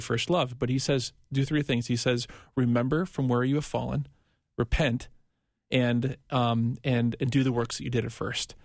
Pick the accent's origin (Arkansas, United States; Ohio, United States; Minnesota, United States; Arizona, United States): Minnesota, United States; I'm from Minnesota